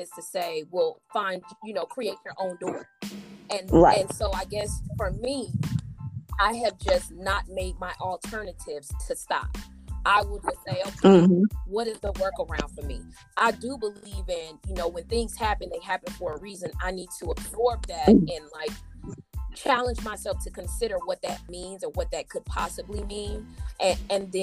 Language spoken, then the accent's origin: English; United States; being African American